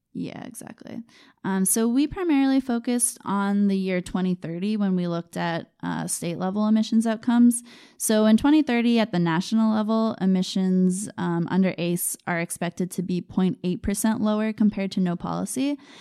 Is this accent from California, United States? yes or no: no; Maine, United States; I grew up in Maine